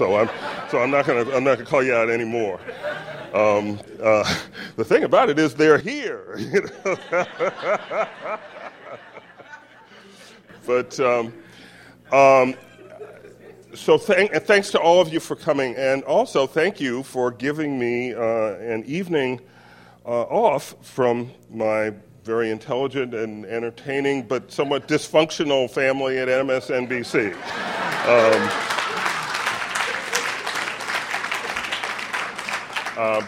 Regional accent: Orangeburg, South Carolina, United States; moved away; where I grew up in Orangeburg, South Carolina

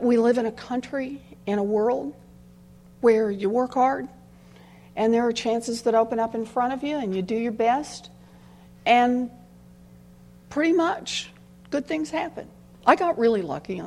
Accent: Oklahoma, United States; moved away as an adult; also born or lived in Houston, Texas; I grew up, not in Maryland, I grew up out in Oklahoma.

